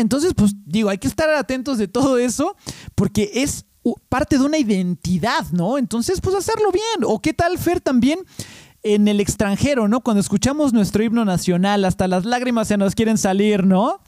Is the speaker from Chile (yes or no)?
no; Mexico City, Mexico; ya eché raíces aquí en México. Eh, digo, en la Ciudad de México